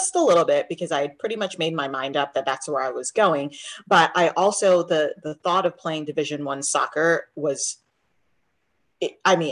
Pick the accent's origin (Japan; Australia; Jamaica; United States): Jamaica; moved away; even though I'm Jamaican, I grew up on an island